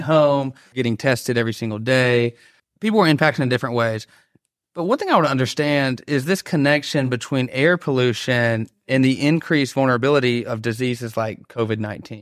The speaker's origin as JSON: {"language": "English", "town": "Dalton", "region": "Georgia", "country": "United States", "tie": "born or raised there", "also_born_or_lived": "Atlanta", "said": "growing up in Dalton, Georgia"}